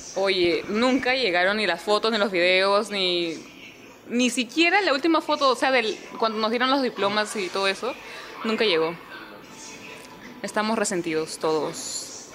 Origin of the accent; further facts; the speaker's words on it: Lima, Peru; accent: limeño; mi acento limeño